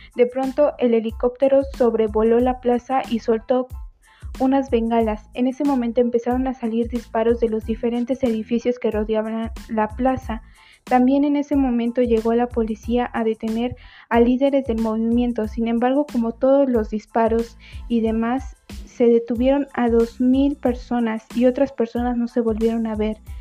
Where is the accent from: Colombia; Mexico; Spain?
Mexico; nosotros como mexicanos